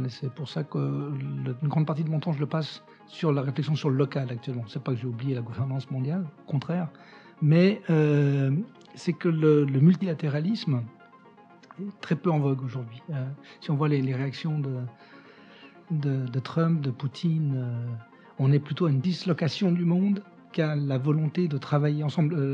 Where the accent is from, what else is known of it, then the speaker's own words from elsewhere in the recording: Algeria; born there; Euh, je suis né en Algérie, dans un pays qui était en train de se défaire, d'une France qui était en train de perdre ses colonies